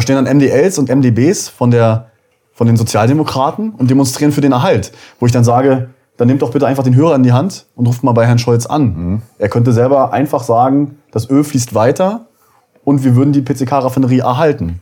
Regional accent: Uckermark, Brandenburg, Germany; Ich bin in der Uckermark geboren, ähm, 1991 und äh, lebe ja da bis heute.

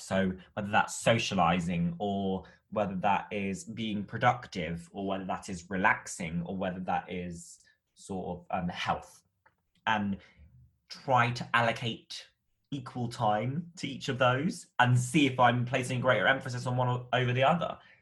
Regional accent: United Kingdom; as a British person

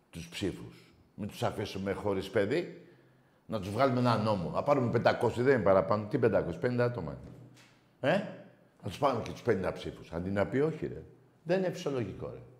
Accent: Piraeus, Attica, Greece; Είμαι Ολυμπιακό από Πειραιά.

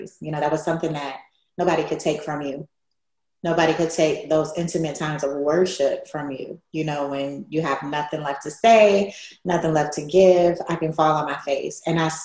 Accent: Cleveland, Ohio, United States; I grew up in Cleveland, Ohio

